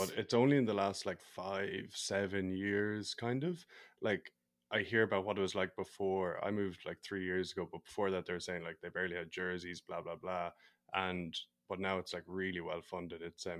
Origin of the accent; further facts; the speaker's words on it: Ireland; I'm from Ireland, so we don't play either of those.